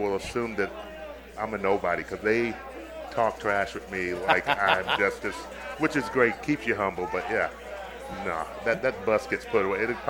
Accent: Arizona, United States; moved away as an adult; now in Minnesota, United States; I grew up in Arizona. I mean, I Sun Devil through and through.

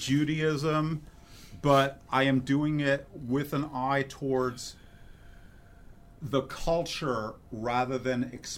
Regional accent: New York City, New York, United States; now in Oregon, United States; I come from New York City, the second most place for world Jewry in the world, outside of Israel.

